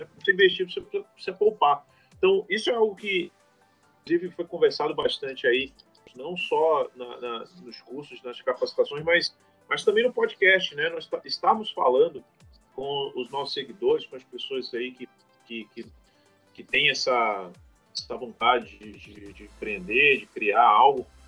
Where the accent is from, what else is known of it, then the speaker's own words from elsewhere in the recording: Amazonas, Brazil; como amazonense, como brasileiro